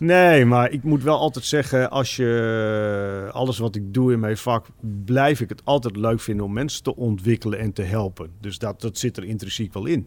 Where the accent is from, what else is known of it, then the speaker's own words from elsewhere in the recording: Drenthe, Netherlands; now in Zaanstreek, Netherlands; ik kom zelf oorspronkelijk uit Drenthe de kop van Drenthe vlak tegen Groningen aan.